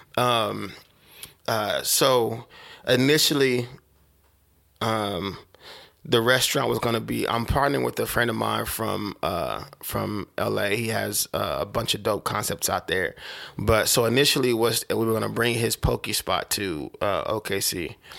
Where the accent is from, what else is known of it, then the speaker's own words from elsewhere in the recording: Oklahoma City, Oklahoma, United States; I'm from Oklahoma